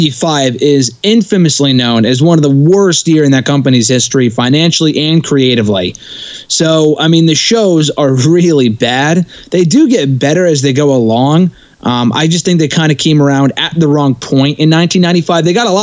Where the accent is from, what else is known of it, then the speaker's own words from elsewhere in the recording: Connecticut, United States; my home state of Connecticut